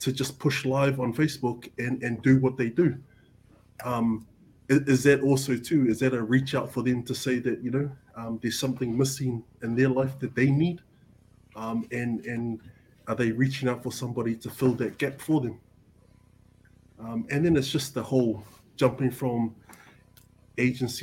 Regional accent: Auckland, New Zealand; growing up in Avondale

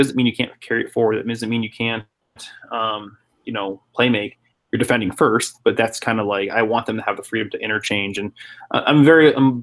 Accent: San Jose, California, United States; also born or lived in Netherlands; as a kid growing up in South San Jose

